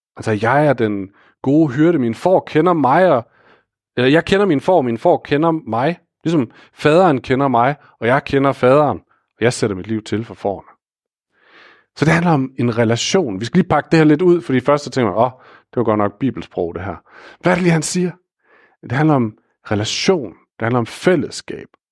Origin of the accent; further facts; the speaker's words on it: Aarhus, Central Denmark Region, Denmark; ansat i et vikarbyrå i Aarhus, hvor jeg kommer fra